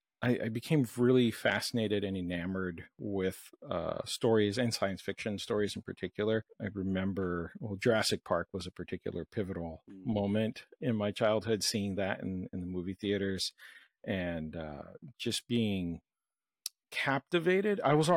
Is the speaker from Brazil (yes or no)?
yes; Brazil; where I grew up in South America, in Brazil